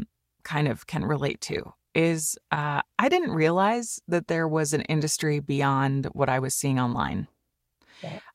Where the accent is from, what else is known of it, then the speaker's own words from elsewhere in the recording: California, United States; also born or lived in Switzerland / Germany; I grew up in Switzerland for a little while because he was singing there, and in Germany. And then we moved to California when I was a kid.